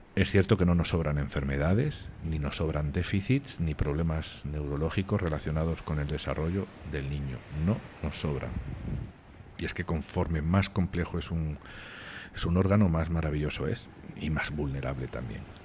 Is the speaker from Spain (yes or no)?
yes; Spain; moved away; mi familia está en el sur de España y estar aquí a pocos metros de mi país